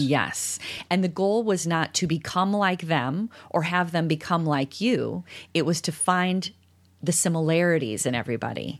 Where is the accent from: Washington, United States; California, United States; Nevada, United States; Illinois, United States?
Illinois, United States; DeKalb; I grew up in DeKalb